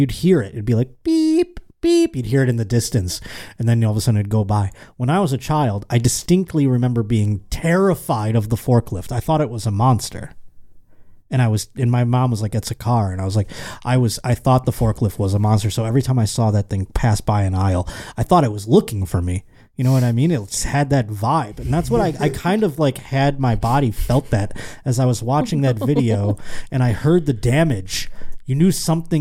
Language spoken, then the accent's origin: English; Western New York, United States; moved away; This is my hometown news channel